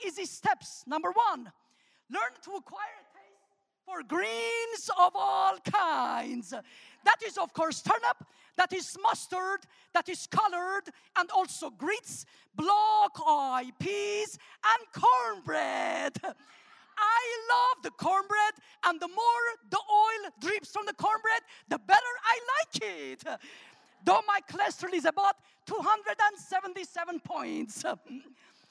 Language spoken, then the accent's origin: English; Armenia; first language Armenian; English is a second language; also born or lived in Alabama, United States; now in United States; English is my third language. So I'm going to teach you three words in my first language, Armenian, that is spoken in the former Soviet Republic of Armenia.